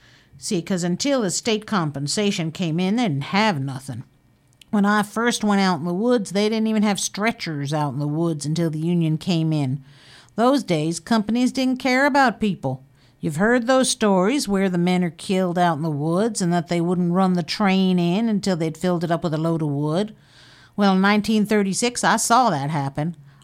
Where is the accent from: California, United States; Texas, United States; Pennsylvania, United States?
Texas, United States; Waco; born there; now in Fort Bragg, United States; I was born in Waco, Texas in 1914. I came up here in 1935